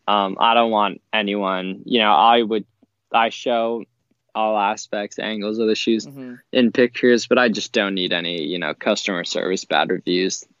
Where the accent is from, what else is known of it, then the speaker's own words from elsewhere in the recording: Pennsylvania, United States; I'm from Pennsylvania